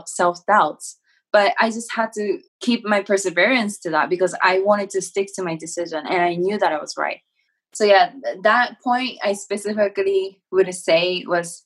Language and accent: English; Japan; English is a second language; moved away as an adult; now in United States; I was born and raised in Japan